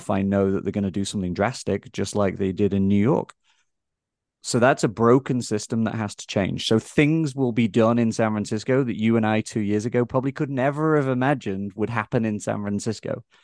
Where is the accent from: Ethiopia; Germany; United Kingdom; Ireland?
United Kingdom; England; now in United States; I think growing up in England, I think we are maybe we see on a day to day basis our history more than I think a lot of us here in America get a chance to see our history play out